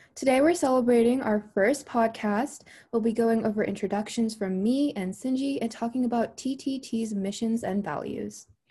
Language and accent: English; Maryland, United States; I am from Maryland in the U S.